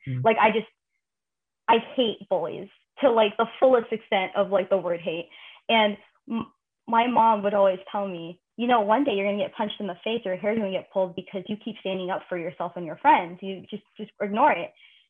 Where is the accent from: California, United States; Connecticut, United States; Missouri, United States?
California, United States; Daly City; moved away; I'm from Daly City. This is like, that's my backyard.